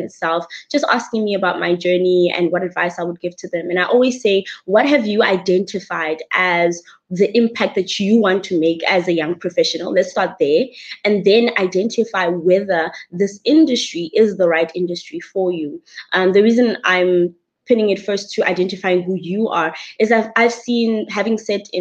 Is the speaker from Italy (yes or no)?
no; Bloemfontein, Free State, South Africa; I come from the humble but awesome place called Bloemfontein in the Free State. I am a Free State girl and actually also grew up on a farm